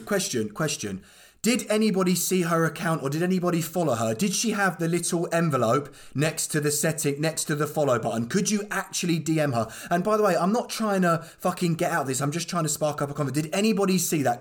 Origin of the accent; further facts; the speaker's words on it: Croydon, London, United Kingdom; I'm from Croydon, born and bred. I've been raised up in South London